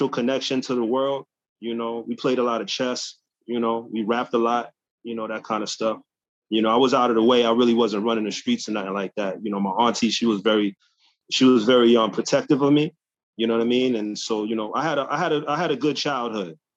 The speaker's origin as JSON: {"language": "English", "town": "New York City", "region": "New York", "country": "United States", "tie": "born or raised there", "also_born_or_lived": "Hawaii", "said": "I got sent to my grand aunt in Queens. That's how I ended up growing up in Hollis"}